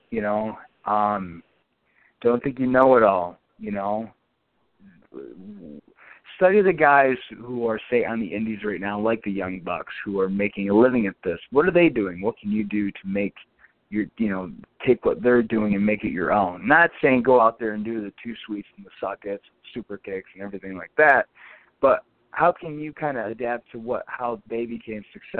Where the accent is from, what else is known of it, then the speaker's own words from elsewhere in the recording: Binghamton, New York, United States; my hometown of Binghamton